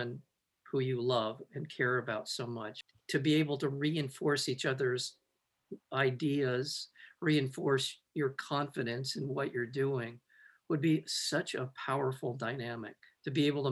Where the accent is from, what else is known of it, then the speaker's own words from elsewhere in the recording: Los Angeles, California, United States; I'm from the Valley